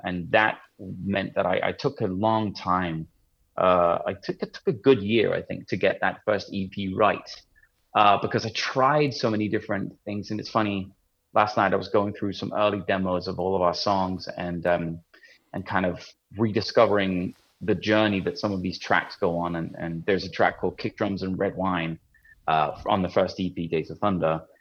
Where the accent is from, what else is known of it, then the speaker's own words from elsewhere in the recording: Copenhagen, Capital Region of Denmark, Denmark; moved away as an adult; now in Los Angeles, United States; I have an English father and grew up in Denmark